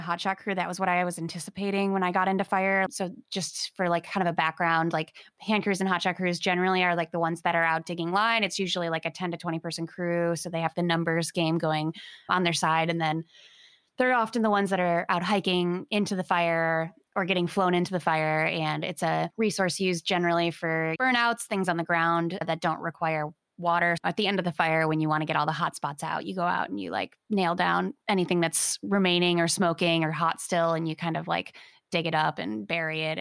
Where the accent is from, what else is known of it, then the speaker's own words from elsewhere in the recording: Michigan, United States; moved away; I'm from Michigan. Growing up there, didn't really have wildfire in my consciousness.